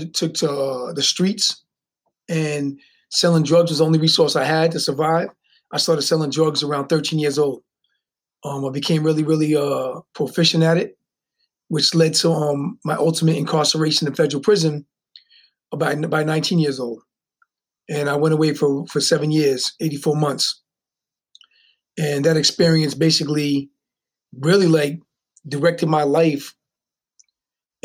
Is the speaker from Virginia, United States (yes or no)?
no; Newport, Rhode Island, United States; I was born and raised in Newport, Rhode Island